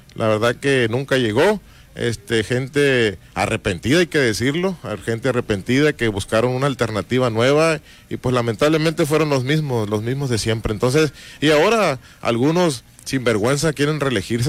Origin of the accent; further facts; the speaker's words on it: Todos Santos, Baja California Sur, Mexico; Nací en Todos Santos hace algunos años. Este, soy 100% todosanteño.